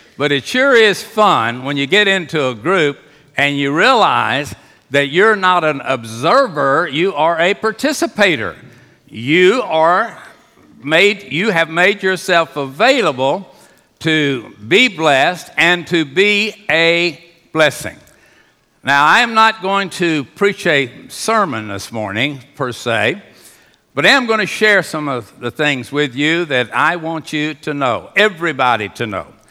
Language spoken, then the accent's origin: English; Houston, Texas, United States; I was raised in Union Baptist Association